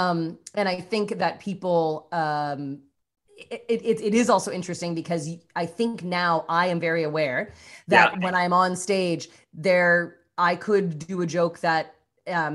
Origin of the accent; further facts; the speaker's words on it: Canada; moved away as an adult; now in Los Angeles, United States; being Canadian